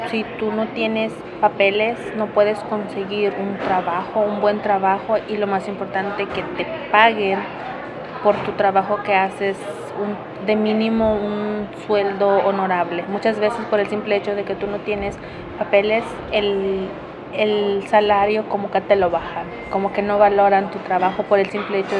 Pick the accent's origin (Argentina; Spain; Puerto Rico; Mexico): Mexico; Hidalgo; moved away as an adult; now in Landrum, United States; vengo del estado de Hidalgo